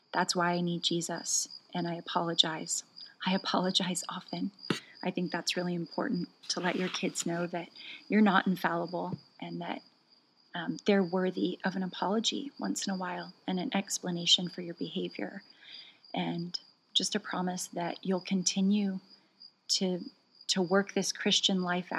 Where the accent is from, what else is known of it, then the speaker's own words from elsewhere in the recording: United States; moved away; also born or lived in Norway; as an American